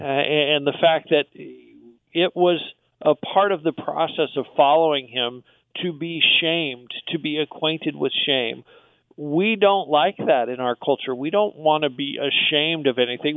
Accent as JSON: {"language": "English", "country": "United States", "said": "We as American Christians"}